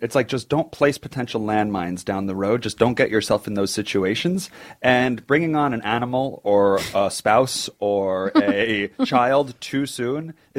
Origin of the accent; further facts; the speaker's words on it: Oceanside, New York, United States; I have friends growing up in Oceanside in New York. I had friends... It was kind of on the bay.